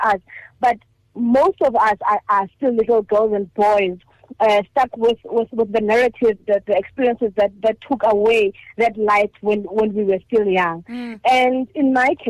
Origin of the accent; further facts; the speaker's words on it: Hammanskraal, Gauteng, South Africa; I grew up in Hammanskraal, in Majaling, and that was a humbling upbringing.